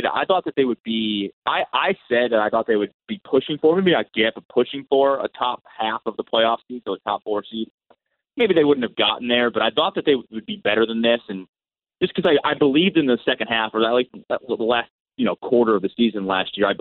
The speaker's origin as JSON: {"language": "English", "region": "Connecticut", "country": "United States", "said": "I'm from Connecticut"}